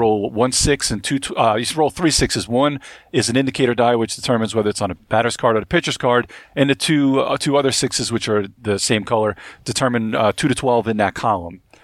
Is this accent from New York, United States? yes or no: yes; Long Island / Brooklyn, New York, United States; moved away as an adult; now in North Carolina, United States; I'm actually from Long Island, too, so, and I, I grew up, uh, half my time in Brooklyn